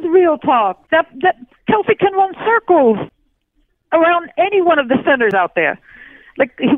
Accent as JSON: {"language": "English", "region": "New Jersey", "country": "United States", "said": "I'm not even from Philly, and I'm from Jersey."}